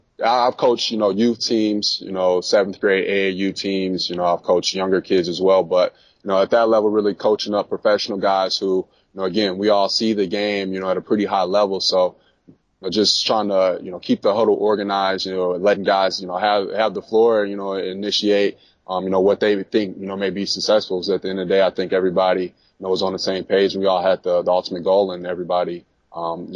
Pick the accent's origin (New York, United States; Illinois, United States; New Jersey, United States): Illinois, United States; Bolingbrook; I'm from the Chicagoland area. Grew up in Bolingbrook, about 45 minutes, you know, south of Chicago